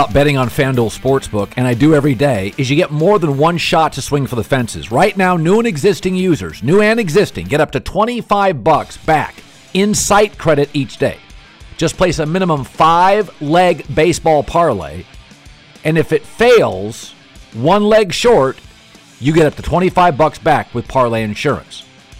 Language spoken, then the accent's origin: English; Pacific Northwest, United States; he knew I was from the Pacific Northwest.